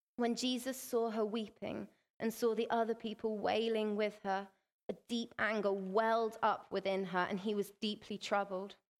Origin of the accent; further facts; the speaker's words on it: England, United Kingdom; we're from England